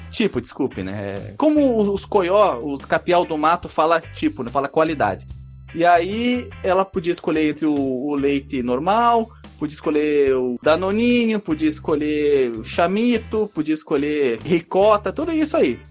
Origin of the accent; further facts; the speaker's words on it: Barbacena, Minas Gerais, Brazil; Eu joguei Bomberman quando era pequeno lá em Barbacena